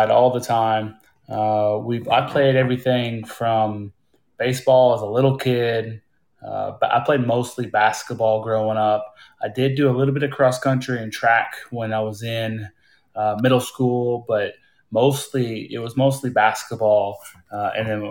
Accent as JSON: {"language": "English", "region": "Midwest", "country": "United States", "tie": "born or raised there", "also_born_or_lived": "Hawaii", "moved": "as an adult", "said": "I grew up in the Midwest, and that's where I'm living right now."}